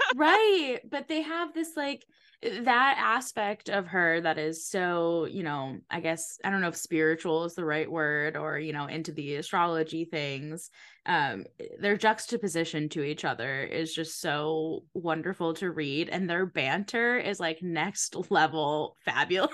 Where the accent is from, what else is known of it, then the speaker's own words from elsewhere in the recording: Connecticut, United States; I grew up in Connecticut, so not far from Newport, Rhode Island